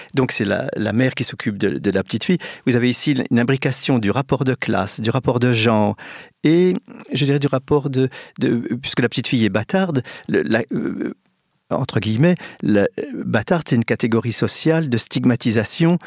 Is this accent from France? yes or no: yes; Reims, Grand Est, France; je suis né à Reims euh, euh, le, dans les années 50